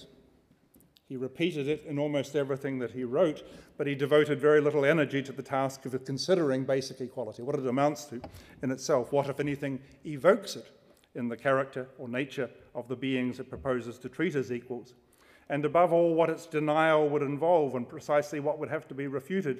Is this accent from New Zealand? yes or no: yes; New Zealand; now in United States; I'm a New Zealander here under a temporary visa and living in the United States under a green card